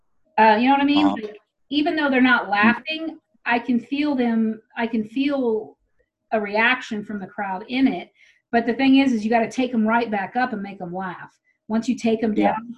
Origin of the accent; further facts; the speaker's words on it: Tyler, Texas, United States; moved away; I grew up in Tyler.